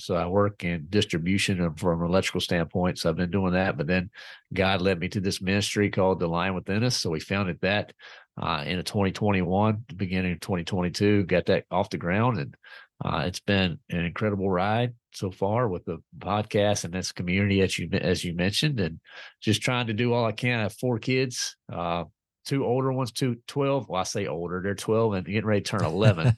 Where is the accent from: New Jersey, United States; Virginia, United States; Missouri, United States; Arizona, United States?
Virginia, United States; Clarksville; I'm from Virginia, a little town called Clarksville, Virginia